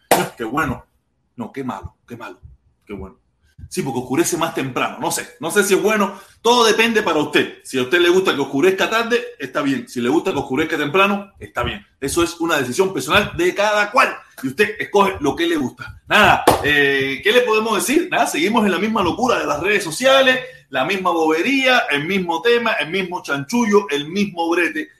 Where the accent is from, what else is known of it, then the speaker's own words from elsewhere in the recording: Pinar del Río, Cuba; moved away as an adult; now in Hialeah, United States; Yo soy pinareño